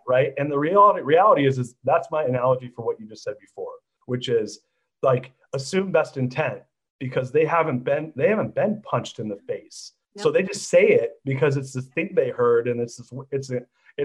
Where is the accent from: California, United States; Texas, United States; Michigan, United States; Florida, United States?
California, United States; Orange County; moved away as an adult; now in San Francisco, United States; I grew up in Orange County.